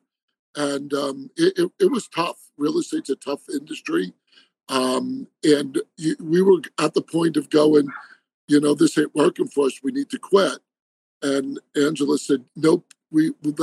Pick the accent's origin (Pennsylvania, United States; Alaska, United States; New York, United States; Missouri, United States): New York, United States; moved away as an adult; now in Arizona, United States; I grew up in New York and moved out to Arizona end of 98